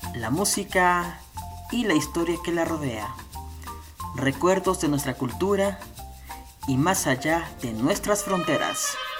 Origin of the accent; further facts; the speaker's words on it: Mexico City, Mexico; la tierra donde yo nací, la Ciudad de México